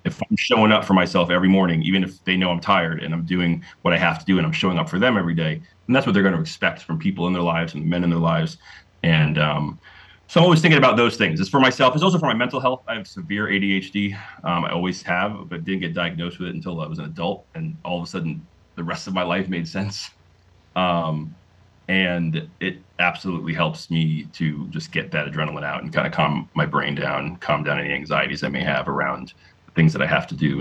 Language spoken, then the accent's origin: English; Delray Beach, Florida, United States; moved away as an adult; now in Kennesaw, Georgia, United States; growing up in South Florida